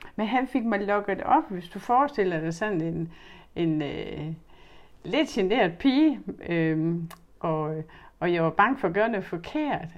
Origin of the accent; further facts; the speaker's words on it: Horsens, Central Denmark Region, Denmark; jeg er født og opvokset i Skolegade